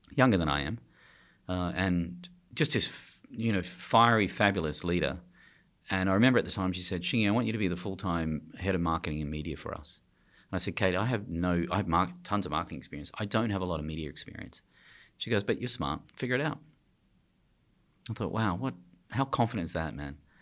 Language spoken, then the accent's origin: English; Australia; I'm from Australia